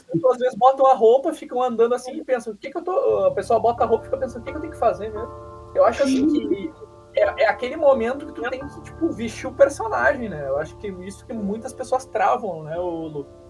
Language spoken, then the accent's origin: Portuguese; South Region, Brazil; eu sou do Sul